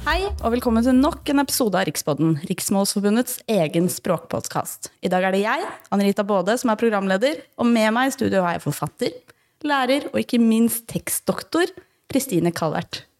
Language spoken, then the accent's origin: Norwegian; Northern Norway, Norway; accent: nordnorsk and østlandsk; Jeg snakker jo to dialekter. Jeg snakker jo nordnorsk ah, og østlandsk.